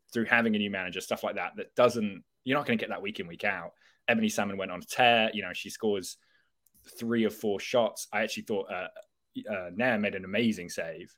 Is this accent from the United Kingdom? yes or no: yes; England, United Kingdom; as an English person